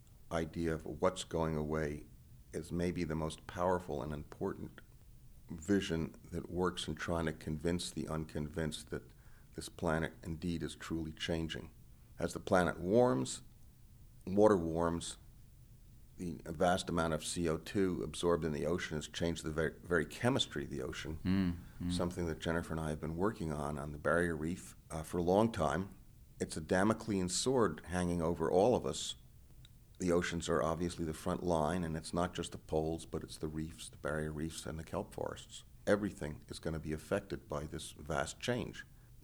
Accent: New York City, New York, United States; when I was growing up in New York City of doodling around the Metropolitan Museum, constantly looking at paintings by Turner and Winslow Homer and Fra Filippo Lippi from the Renaissance.

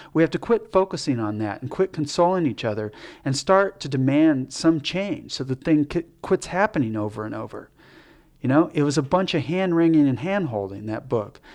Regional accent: United States; I'm American, you know, this is where I'm from.

